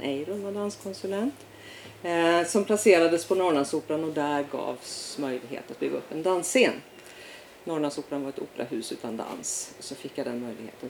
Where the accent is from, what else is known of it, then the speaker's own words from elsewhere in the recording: Umeå, Västerbotten County, Sweden; moved away; Född och uppvuxen i Umeå